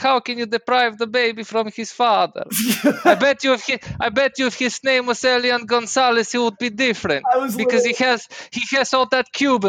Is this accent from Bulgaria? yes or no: yes; Bulgaria; now in United States; I'm from Bulgaria